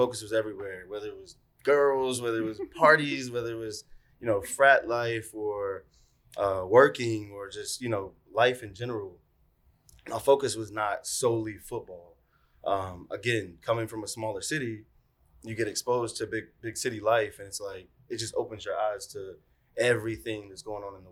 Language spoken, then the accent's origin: English; Roanoke, Virginia, United States; also born or lived in Norfolk, Virginia; I was born and raised in Roanoke, Virginia